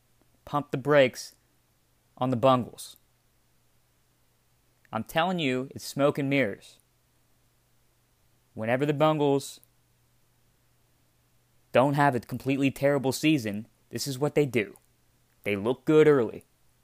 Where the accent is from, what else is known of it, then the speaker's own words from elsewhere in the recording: Ohio, United States; I grew up in Ohio.